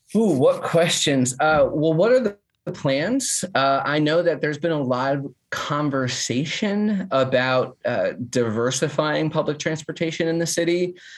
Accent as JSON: {"language": "English", "region": "New Jersey", "country": "United States", "moved": "yes", "lives_now": "Nashville, United States", "said": "I'm also from North Jersey"}